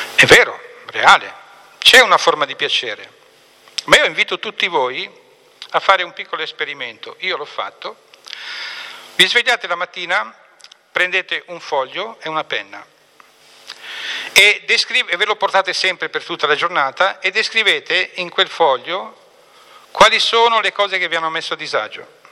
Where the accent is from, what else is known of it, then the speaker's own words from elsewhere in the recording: Apulia, Italy; io sono pugliese di origine